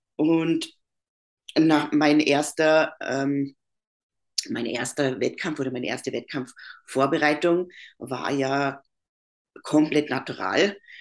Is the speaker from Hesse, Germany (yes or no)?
no; Bavaria, Germany; moved away as an adult; also born or lived in Upper Austria, Austria; now in Austria; ich bin aus Deutschland, bin äh, aus Bayern und lebe aber seit sechs Jahren in Österreich.